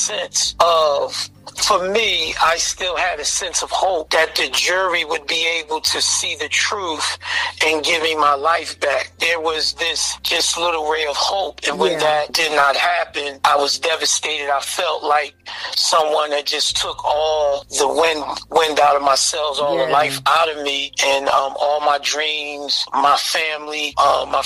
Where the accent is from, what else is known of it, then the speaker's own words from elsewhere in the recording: Philadelphia, Pennsylvania, United States; I grew up in Philadelphia, the North Philadelphia area, Abbotsford Projects